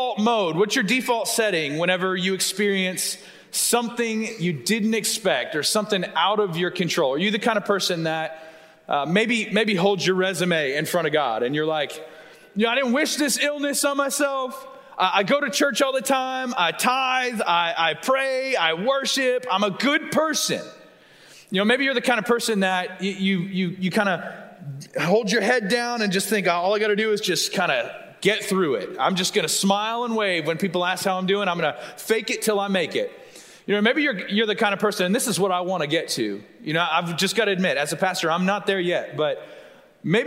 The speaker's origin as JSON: {"language": "English", "town": "Tulsa", "region": "Oklahoma", "country": "United States", "moved": "yes", "lives_now": "Texas, United States", "said": "I'm from Tulsa"}